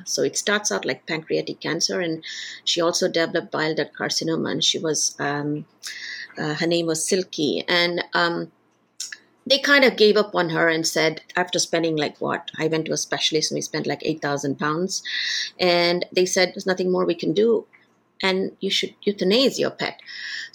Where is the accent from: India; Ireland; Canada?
India; moved away as an adult; also born or lived in United States / United Kingdom; I'm originally from India